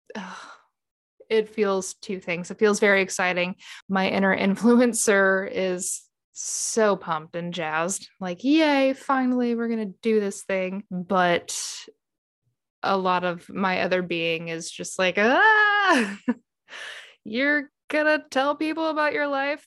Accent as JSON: {"language": "English", "region": "Midwest", "country": "United States", "said": "I'm from the Midwest"}